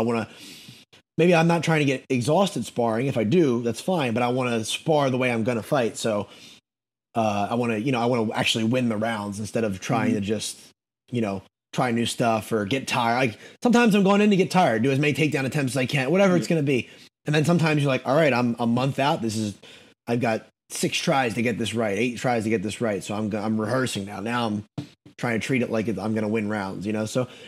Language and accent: English; the North, United States; now in North Carolina, United States; moving to North Carolina, I've honestly started to like country a little bit, which is crazy because I'm from the North